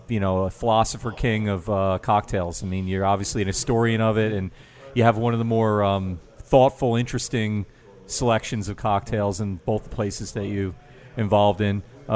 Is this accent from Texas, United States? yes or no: no; New York, United States; I grew up in New York.